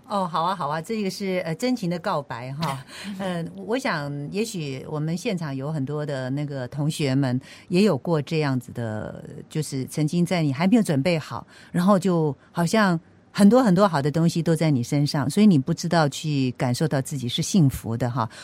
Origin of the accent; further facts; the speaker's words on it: Penghu County, Taiwan; moved away; 我是从淳朴的乡下澎湖来的